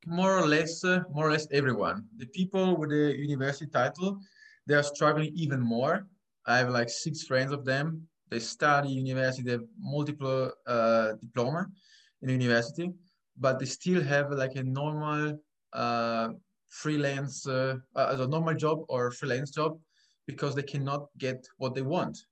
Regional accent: Trieste, Friuli-Venezia Giulia, Italy; English is a second language; moved away as an adult; now in Austria; I come from Italy, Trieste

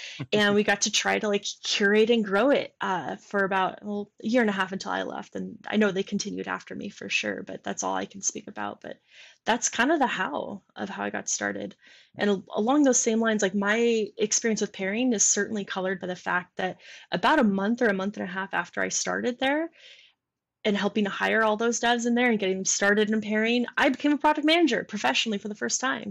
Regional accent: Michigan, United States; moved away; I'm from Michigan

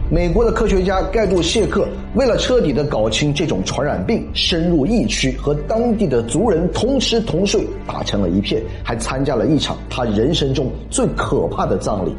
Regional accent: China; 我们中国人

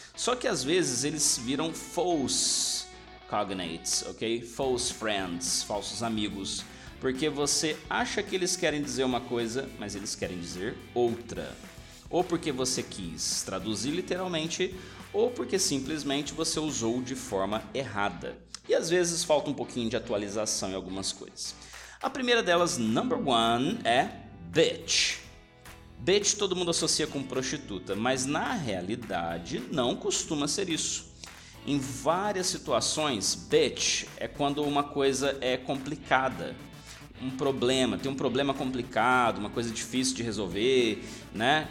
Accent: Brazil

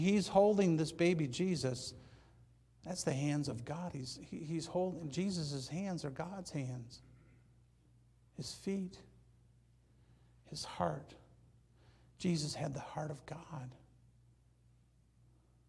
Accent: Hazel Park, Michigan, United States; now in Banning, United States; I grew up in Hazel Park, Michigan, just outside Detroit.

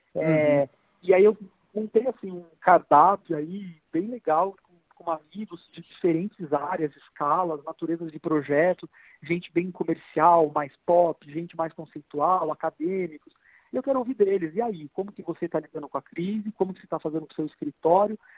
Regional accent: Brazil; Antes de ser brasileiro

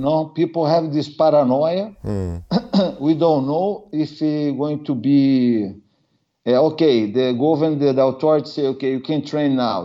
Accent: Brazil; English is a second language; moved away as an adult; now in Norway; I'm from Brazil

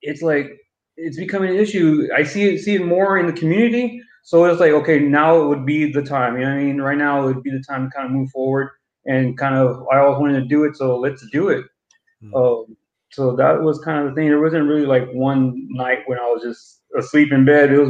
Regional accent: San Antonio, Texas, United States; born and raised in San Antonio

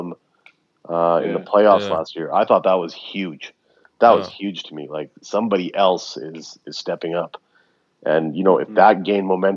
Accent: Canada; I was born here in Canada

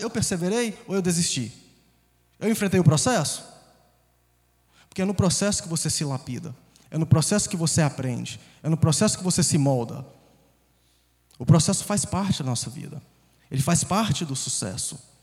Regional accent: Conselheiro Pena, Minas Gerais, Brazil; moved away; also born or lived in Governador Valadares, Brazil / United States; Cresci em uma cidade menor ainda, 20 mil habitantes, chamada Conselheiro Pena.

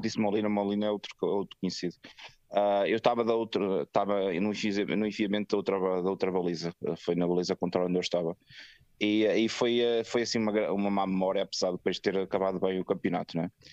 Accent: the North, Norte, Portugal; moved away; Eu sou do Norte

